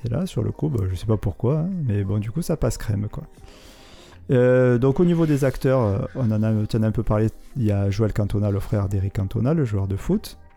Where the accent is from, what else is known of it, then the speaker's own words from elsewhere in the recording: Marseille, Provence-Alpes-Côte d'Azur, France; il a été tourné dans ma ville natale